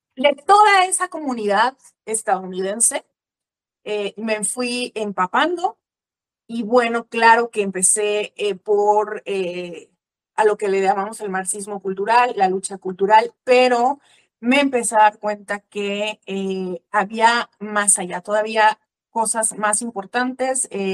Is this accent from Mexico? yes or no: yes; Mexico; also born or lived in Veracruz, Mexico; soy mexicana, em, vivo en la ciudad de Veracruz, en el puerto de Veracruz aquí en México